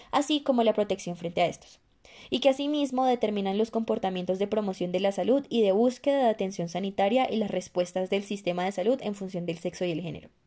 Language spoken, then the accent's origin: Spanish; Colombia; estudiantes de medicina también nos veríamos afectadas en el futuro como profesionales y en el presente como colombianas.